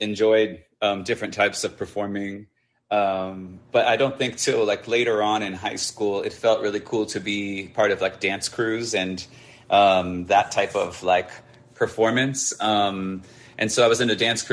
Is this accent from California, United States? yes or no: yes; suburb 45 minutes outside of LA, California, United States; my hometown was maybe like 45 minutes from outside of LA, but it was a suburb.